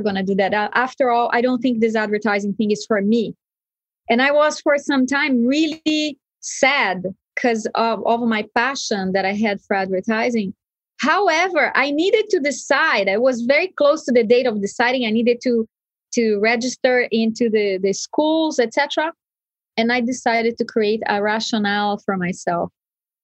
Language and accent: English; Brazil; where I was brought up in Brazil